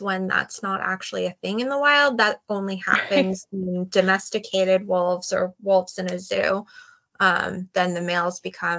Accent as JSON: {"language": "English", "country": "United States", "said": "as an American myself"}